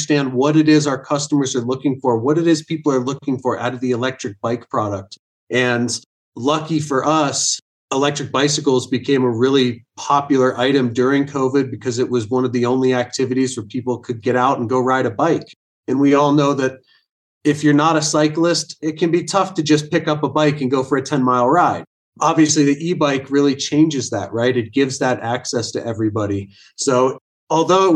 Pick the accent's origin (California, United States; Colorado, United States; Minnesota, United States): Colorado, United States; Vail; I was born and raised here in Vail, Colorado, right in the middle of the Rocky Mountains